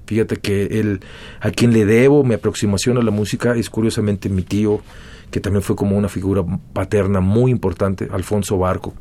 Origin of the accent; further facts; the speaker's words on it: Mexico City, Mexico; moved away as an adult; also born or lived in Chula Vista, California, United States / Los Angeles, United States / Playas de Tijuana, Baja California, Mexico; Después de haber vivido en Chulavista hasta los tres años, se separaron finalmente y yo crecí en la Ciudad de México